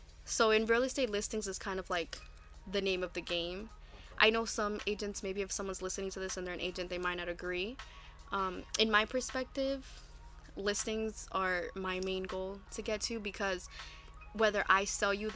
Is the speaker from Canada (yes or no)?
no; Newark, New Jersey, United States; I grew up in Newark. I know what it's like to grow up in Newark.